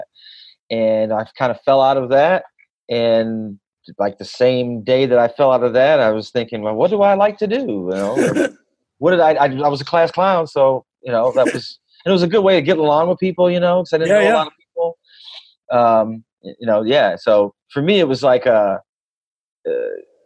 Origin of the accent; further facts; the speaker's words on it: Flint, Michigan, United States; also born or lived in Memphis, Tennessee; now in Los Angeles, United States; I grew up in Flint, Michigan